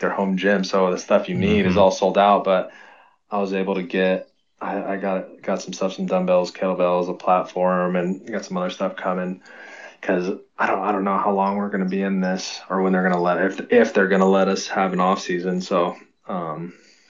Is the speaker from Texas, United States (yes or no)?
no; Salinas, California, United States; we're both from Salinas here in California